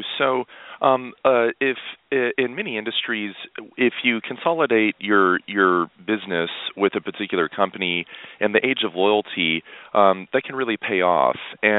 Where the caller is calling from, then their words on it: Fort Worth, Texas, United States; Just south of Dallas-Fort Worth International Airport in Fort Worth, Texas.